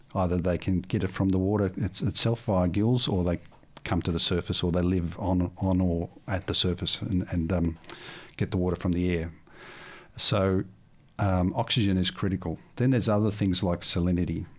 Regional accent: Melbourne, Victoria, Australia; I come from Melbourne

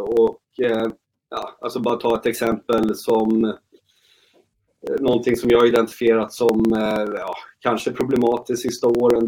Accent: Uppsala, Uppsala County, Sweden; moved away as an adult; also born or lived in Hudiksvall; jag är ju född och uppvuxen i Uppsala

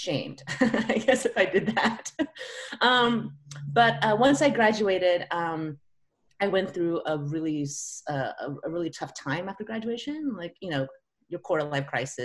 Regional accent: California, United States; moved away as an adult; also born or lived in San Francisco; now in Seattle, United States; I grew up in California, and so I'd always thought I'd go back to California.

